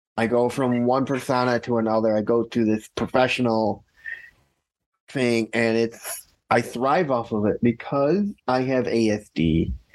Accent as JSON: {"language": "English", "town": "Chicago", "region": "Illinois", "country": "United States", "tie": "born or raised there", "also_born_or_lived": "Skokie, Illinois", "said": "I grew up in Chicago, Illinois. Actually, I was born in Skokie, Illinois, but I grew up in Chicago, Illinois."}